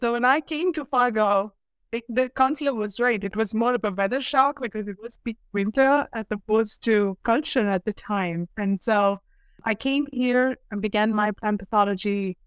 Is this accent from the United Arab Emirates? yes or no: yes; Dubai, United Arab Emirates; moved away as an adult; also born or lived in India; now in North Dakota, United States; I was born and raised in the Middle East, specifically in Dubai, in the United Arab Emirates